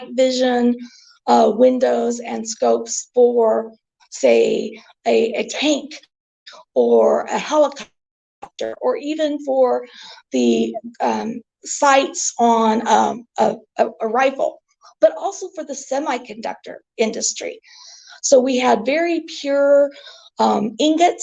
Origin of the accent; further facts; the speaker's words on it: Northwest Arkansas, United States; moved away as an adult; also born or lived in Cleveland, Ohio; now in Tulsa, United States; So I am from a very small community in Northwest Arkansas, about 100 miles from where I sit today. And I attended university in my hometown